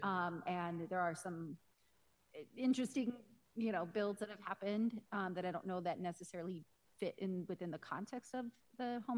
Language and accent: English; Denver, Colorado, United States; I grew up in North Denver